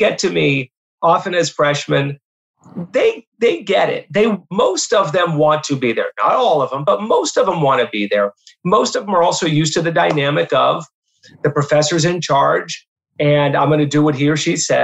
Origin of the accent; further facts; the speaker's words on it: Erie, Pennsylvania, United States; moved away; go teach in my hometown at Mercyhurst